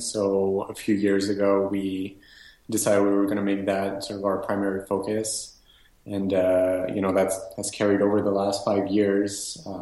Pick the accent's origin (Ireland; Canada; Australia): Canada; Montreal, Quebec; I am born and raised in Montreal